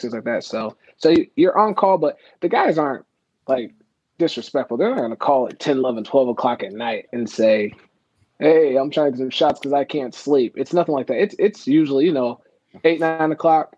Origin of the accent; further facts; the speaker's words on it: Las Vegas, Nevada, United States; also born or lived in Oklahoma / Reno, Nevada; now in Orlando, United States; I'm originally from Oklahoma. Uh, so I was like born small town Oklahoma. My parents moved to Nevada, so I like grew up. Uh, I was in Las Vegas.